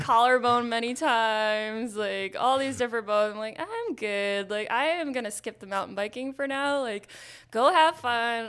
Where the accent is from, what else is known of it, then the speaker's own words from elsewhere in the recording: Nyack, New York, United States; now in Maine, United States; I grew up in Nyack, New York.